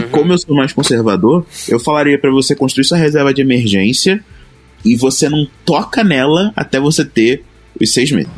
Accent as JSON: {"language": "Portuguese", "town": "Duque de Caxias", "region": "Rio de Janeiro", "country": "Brazil", "said": "eu vim da periferia do Rio de Janeiro, lá de Caxias, a minha família inteira"}